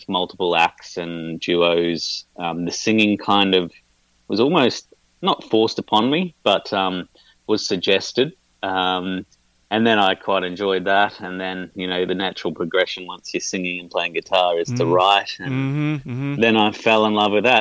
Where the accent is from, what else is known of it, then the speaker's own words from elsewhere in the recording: Brisbane, Queensland, Australia; now in Melbourne, Australia; I grew up in Brisbane